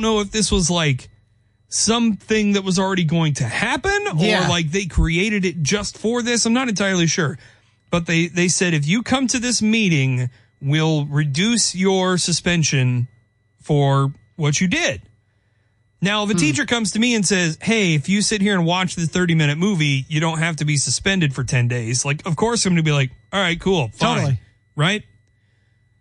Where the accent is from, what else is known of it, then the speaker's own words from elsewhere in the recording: Kansas, United States; I'm from Kansas.